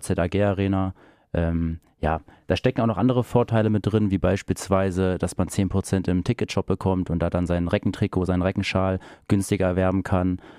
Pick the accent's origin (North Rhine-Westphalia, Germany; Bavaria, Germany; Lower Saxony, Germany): Lower Saxony, Germany; Großenheidorn; ich komme gebürtig aus Großenheidon